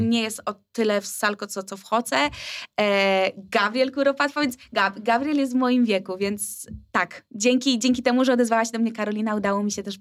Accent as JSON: {"language": "Polish", "town": "Wrocław", "region": "Lower Silesian Voivodeship", "country": "Poland", "said": "Kurczę, my jesteśmy z Wrocławia, a nam się nie chce."}